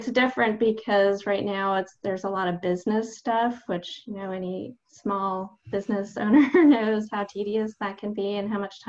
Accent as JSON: {"language": "English", "town": "Los Angeles", "region": "California", "country": "United States", "tie": "born or raised there", "said": "Yeah, well, I was born in LA in Southern California in the Valley"}